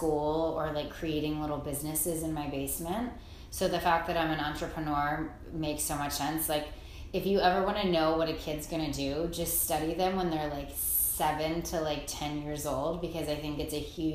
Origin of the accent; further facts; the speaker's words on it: Baltimore, Maryland, United States; now in Greenwich, United States; I grew up in Baltimore, Maryland